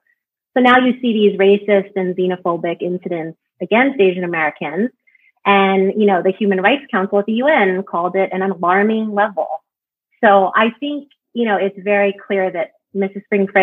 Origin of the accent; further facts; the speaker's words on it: Ireland; also born or lived in England; from growing up in Ireland and living in England, that got passed down to my sister and I.